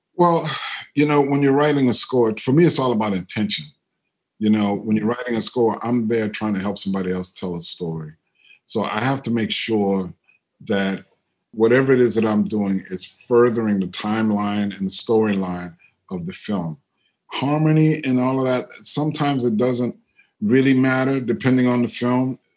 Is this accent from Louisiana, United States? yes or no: yes; New Orleans, Louisiana, United States; moved away; also born or lived in Brooklyn, New York; I'm from New Orleans, but I lived in Brooklyn for a long time